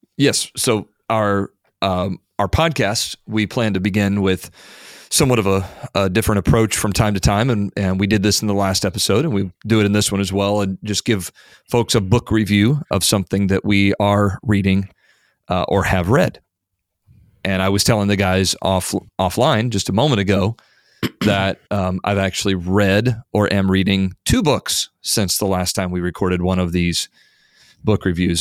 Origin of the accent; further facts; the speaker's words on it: Indiana, United States; having been born and raised in Indiana